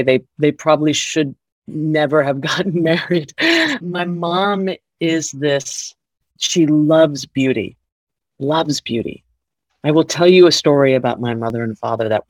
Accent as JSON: {"language": "English", "town": "Miami", "region": "Florida", "country": "United States", "tie": "born or raised there", "said": "I grew up in Miami."}